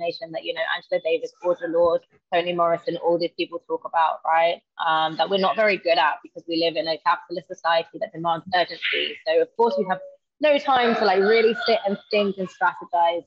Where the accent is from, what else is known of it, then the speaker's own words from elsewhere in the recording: London, United Kingdom; moved away as an adult; now in Manchester, United Kingdom; So I'm from London, and I've recently moved to Manchester